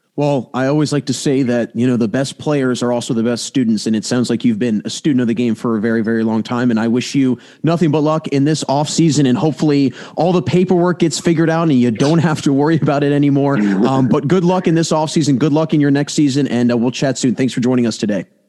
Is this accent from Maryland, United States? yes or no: yes; Maryland, United States; now in Pennsylvania, United States; I'm from Maryland, but I live in Pennsylvania